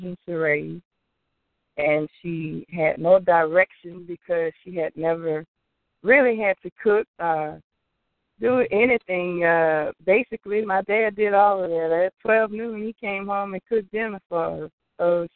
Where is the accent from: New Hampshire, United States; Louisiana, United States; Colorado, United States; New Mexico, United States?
Louisiana, United States; Opelousas; moved away; my hometown, Opelousas, Louisiana. I grew up